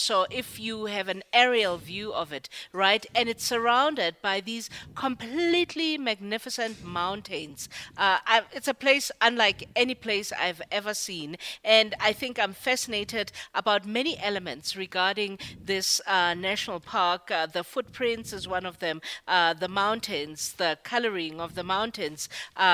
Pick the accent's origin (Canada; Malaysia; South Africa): South Africa; as a South African